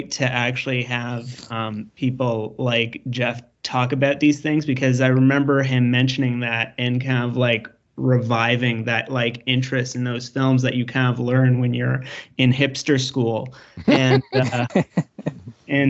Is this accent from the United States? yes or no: no; Canada; I'm Canadian